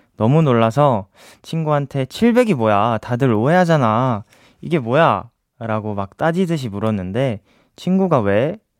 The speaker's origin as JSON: {"language": "Korean", "region": "Seoul", "country": "South Korea", "said": "저도 서울 사람인데"}